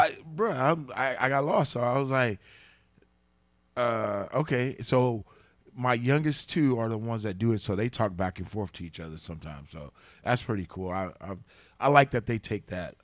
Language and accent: English; the South, United States; I'm from the South too